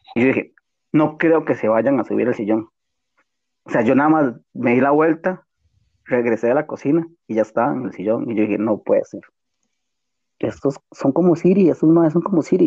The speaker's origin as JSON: {"language": "Spanish", "country": "Costa Rica", "said": "somos de Costa Rica"}